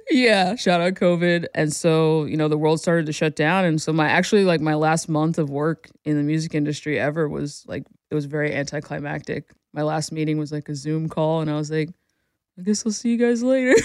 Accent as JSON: {"language": "English", "region": "New Jersey", "country": "United States", "tie": "born or raised there", "moved": "yes", "said": "I'm born and raised in New Jersey, lived there pretty much my whole life."}